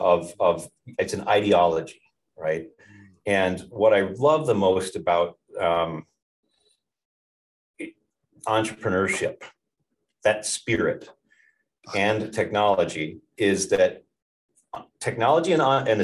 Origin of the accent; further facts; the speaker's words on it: Marquette, Michigan, United States; moved away; also born or lived in Ann Arbor, Michigan / New Zealand; I grew up in Marquette, Michigan